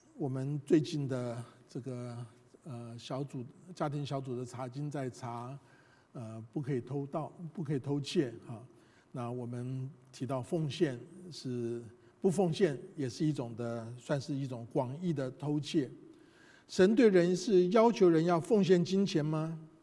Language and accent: Chinese; Taiwan; moved away; 我们这一代从台湾来的人